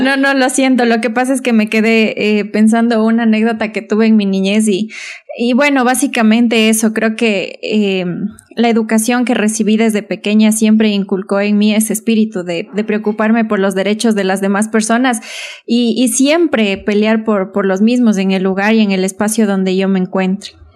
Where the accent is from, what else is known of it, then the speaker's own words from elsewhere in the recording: Imbabura, Ecuador; also born or lived in Otavalo (Valle del Amanecer) / Ibarra; tengo un recorrido por, por algunos cantones de Imbabura. Estudié aquí en la escuela, en la Santa Luisa de Marillac, Luego me fui al Valle del Amanecer a estudiar el colegio